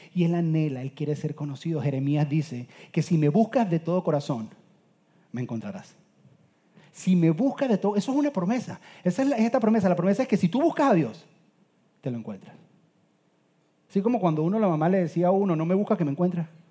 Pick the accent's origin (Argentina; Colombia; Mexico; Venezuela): Venezuela; soy venezolano